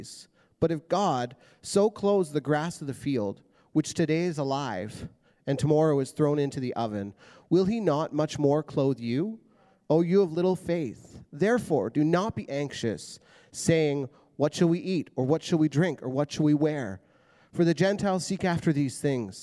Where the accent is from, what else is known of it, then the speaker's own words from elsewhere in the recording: Prince George, British Columbia, Canada; moved away as an adult; now in Abbotsford, Canada; So we were both born and raised in Prince George, which is a city that's about 10 hours north of here